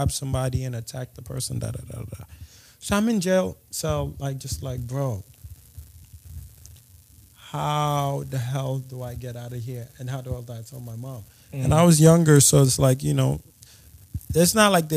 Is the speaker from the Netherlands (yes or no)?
no; Nigeria; I'm Nigerian